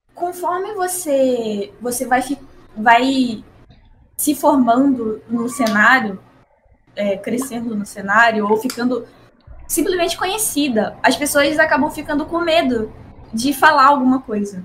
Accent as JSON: {"language": "Portuguese", "region": "Rio de Janeiro", "country": "Brazil", "said": "eu sou do Rio"}